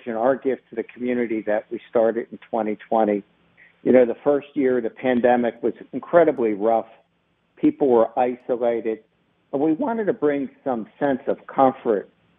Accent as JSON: {"language": "English", "town": "Baltimore", "region": "Maryland", "country": "United States", "tie": "born or raised there", "said": "I'm a lifelong Baltimorean. I grew up in West Baltimore"}